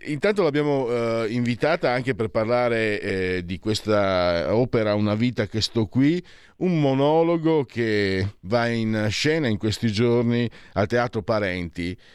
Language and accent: Italian; Friuli-Venezia Giulia, Italy; dalle mie parti, vengo da Friuli